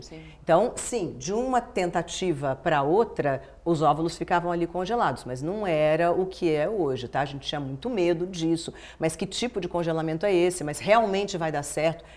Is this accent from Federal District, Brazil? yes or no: yes; Brasília, Federal District, Brazil; moved away; eu nasci em Brasília. Brasília era um nada, assim, era uma cidade nascendo. Eu nasci cinco anos depois da inauguração da cidade, não tinha nada